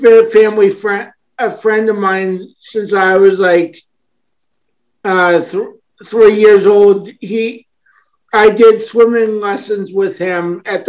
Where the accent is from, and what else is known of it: Mitfield, United States; born or raised there